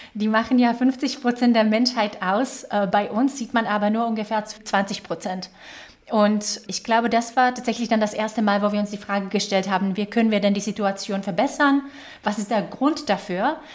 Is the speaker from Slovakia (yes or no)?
yes; Slovakia; German is a second language; moved away as an adult; also born or lived in Czech Republic / Ireland; now in Germany; Ich komme ursprünglich aus der Slowakei, das hört ihr wahrscheinlich ein bisschen an der Art und Weise, wie ich spreche